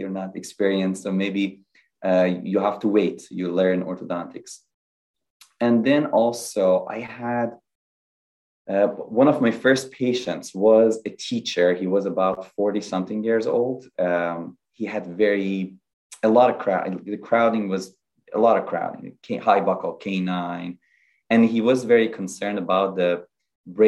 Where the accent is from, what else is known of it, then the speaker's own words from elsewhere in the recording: Iran; moved away as an adult; I am originally from Iran. I did dentistry in Iran, and then I did residency in orthodontics in Iran